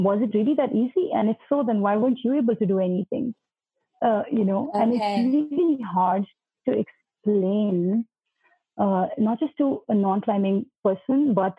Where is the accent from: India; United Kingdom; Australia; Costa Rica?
India; Uttarakhand; now in Delhi, India; I'm from Uttarakhand and I can speak the local dialect